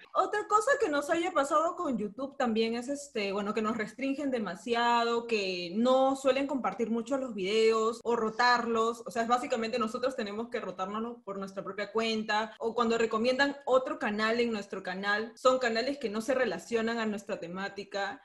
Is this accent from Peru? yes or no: yes; Peru; nosotros somos de Perú